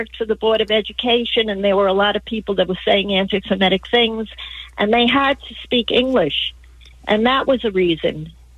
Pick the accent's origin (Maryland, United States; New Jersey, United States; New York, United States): New York, United States; now in Glendale, United States; No, I'm not calling from New York. I'm calling from Glendale, but I am from New York.